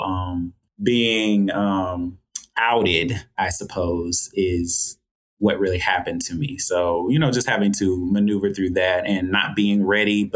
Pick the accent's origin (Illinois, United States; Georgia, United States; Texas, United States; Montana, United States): Georgia, United States; So growing up in Georgia, it's a lot of fun. It's kind of hot down here, so it's one of the warmer states